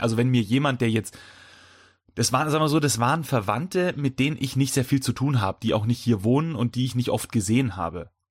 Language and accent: German; Bavaria, Germany; wir sind aus Bayern